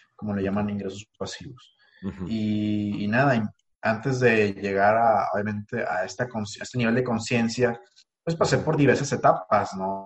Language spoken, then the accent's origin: Spanish; Ensenada, Baja California, Mexico; moved away as an adult; now in Monterrey, Mexico; mi rancho, como yo le digo, mi ciudad natal